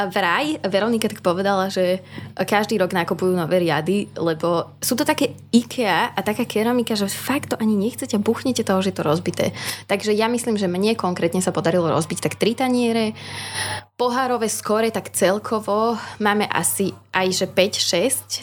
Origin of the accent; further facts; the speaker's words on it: Partizánske, Trenčín Region, Slovakia; moved away as an adult; now in Trnava, Slovakia; ja pochádzam z Partizanského, to je hodinu a pol vlakom.